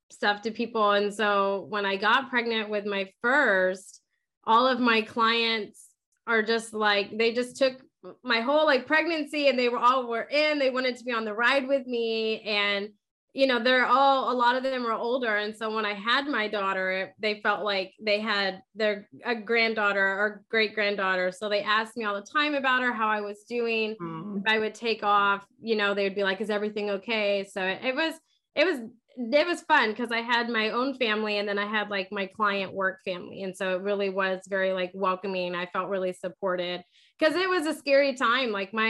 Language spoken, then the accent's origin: English; San Antonio, Texas, United States; now in Houston, United States; I'm from San Antonio and we moved to Houston